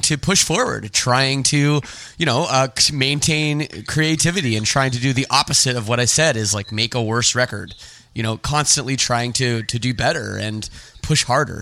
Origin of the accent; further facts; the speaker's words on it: Toronto, Ontario, Canada; I'm from Toronto, so I'm a big Blue Jays fan